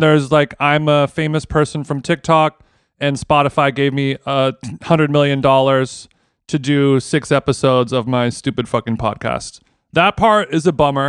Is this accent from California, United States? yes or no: yes; Huntington Beach, California, United States; I grew up in Huntington Beach